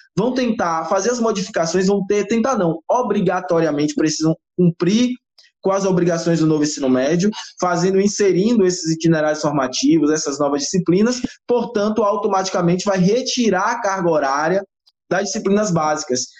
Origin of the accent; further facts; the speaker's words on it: Bahia, Brazil; also born or lived in Feira de Santana; sou natural da Bahia, morador de Feira de Santana, especificamente